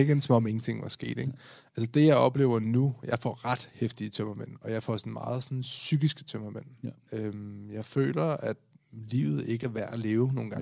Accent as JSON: {"language": "Danish", "country": "Denmark", "said": "vi er danskere, og vi er danskere"}